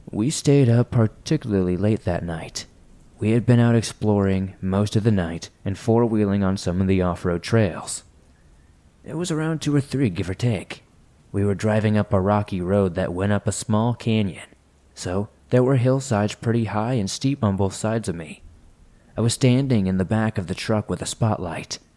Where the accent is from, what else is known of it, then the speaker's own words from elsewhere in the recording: California, United States; I grew up in Southern California, but grew up going to the reservation every year and eventually moved and worked out there.